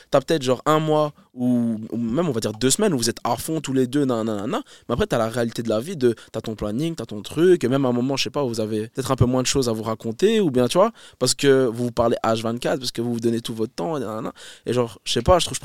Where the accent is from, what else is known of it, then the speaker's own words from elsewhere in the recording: Laeken, Brussels-Capital Region, Belgium; Ouais, j'ai grandi à Laken.